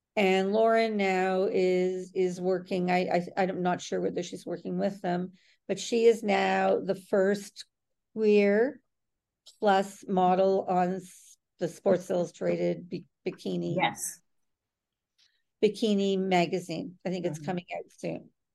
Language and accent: English; Toronto, Ontario, Canada; in Canada and I am from from Toronto